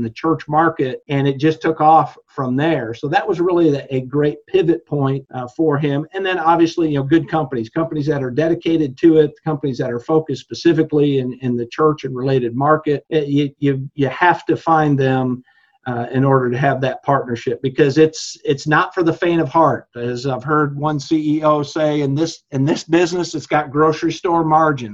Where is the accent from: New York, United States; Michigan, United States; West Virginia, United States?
Michigan, United States; growing up in Michigan